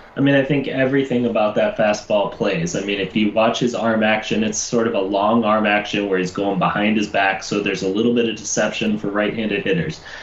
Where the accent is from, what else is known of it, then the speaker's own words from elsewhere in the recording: Chicago, Illinois, United States; I am a Chicagoan. I live on the north side of Chicago